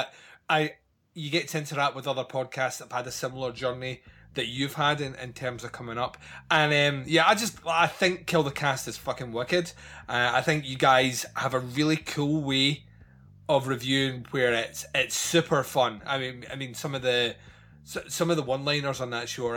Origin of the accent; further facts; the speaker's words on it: Scotland, United Kingdom; I am Scottish.